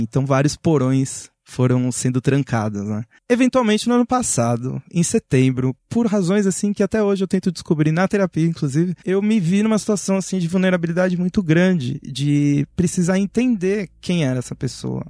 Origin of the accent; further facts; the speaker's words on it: São Paulo, Brazil; aqui em São Paulo, né, a gente tinha uma herança dos anos 90